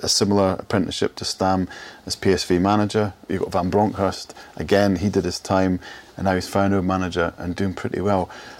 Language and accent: English; Scotland, United Kingdom; As a Scot, I agree with Tony there